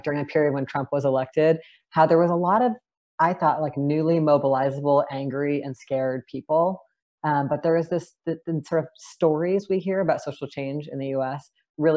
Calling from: Seattle, Washington, United States; I am calling in from Duwamish land and also known as Seattle, Washington

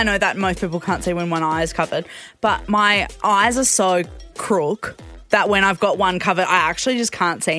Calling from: Perth, Western Australia, Australia; from Perth.

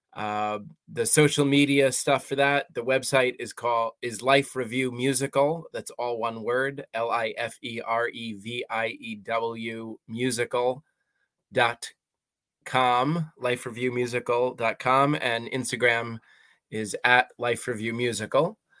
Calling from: Columbia, Maryland, United States; I am calling in from Maryland in the United States, a little town called Columbia

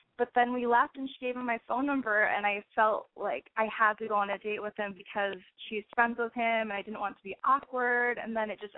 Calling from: Portland, Oregon, United States; I'm 27. I'm calling from Portland, Oregon.

